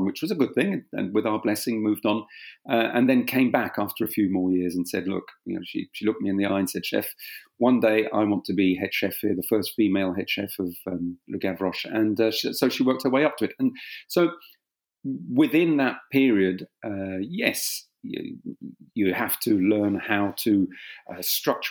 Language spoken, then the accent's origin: English; England, United Kingdom; accent: slight South London; first language French; also born or lived in Kent; My father and mother arrived in England in 1958. I was born here.